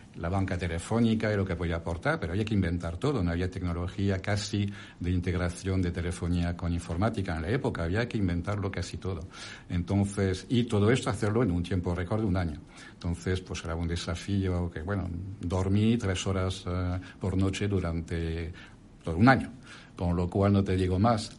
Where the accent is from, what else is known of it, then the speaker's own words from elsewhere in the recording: France; accent: French; Spanish is a second language; moved away as an adult; now in Spain; como mi acento y mi nombre lo indica, soy francés de origen, pero ahora ya soy más español que, que, francés, porque ya he pasado más de la mitad de mi vida en España